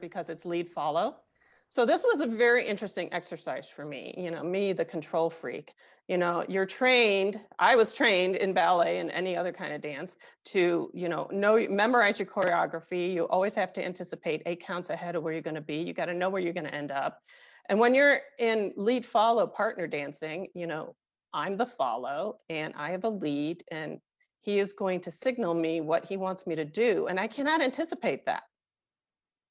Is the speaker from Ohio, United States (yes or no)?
no; Chicago, Illinois, United States; born or raised there; also born or lived in Paris, France; now in Denver, United States